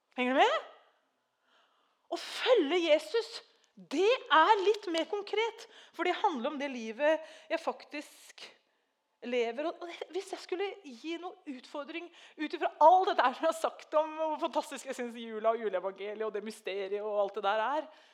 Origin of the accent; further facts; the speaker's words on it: Treungen, Telemark, Norway; moved away; jeg har vokst opp i Treungen, så jeg kan òg nynorsk